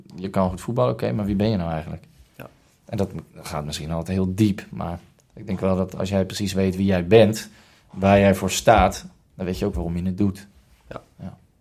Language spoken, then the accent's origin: Dutch; Rotterdam, South Holland, Netherlands; also born or lived in Hilversum; geboren in Hilversum en getogen in Rotterdam. Daar kom ik ook vandaan.